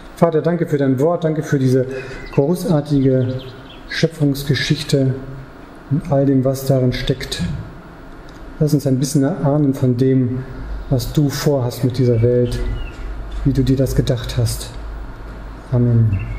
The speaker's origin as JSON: {"language": "German", "country": "Germany", "said": "ich als Deutscher"}